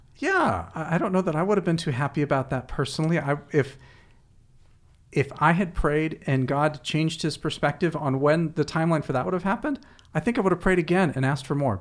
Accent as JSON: {"language": "English", "country": "United States", "said": "as American Westerners"}